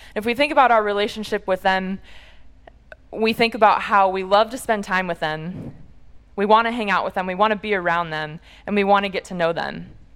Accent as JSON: {"language": "English", "town": "Munster", "region": "Indiana", "country": "United States", "tie": "born or raised there", "said": "I'm from the Chicago area originally and from a small town called Munster in northwest Indiana"}